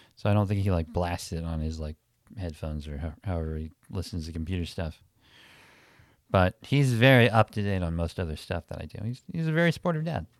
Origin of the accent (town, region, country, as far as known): Milwaukee, Wisconsin, United States; moved away